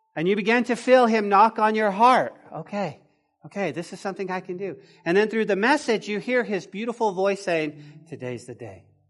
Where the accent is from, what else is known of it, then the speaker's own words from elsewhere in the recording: Taos, New Mexico, United States; when I was growing up in Taos, my grandma, my grandma's house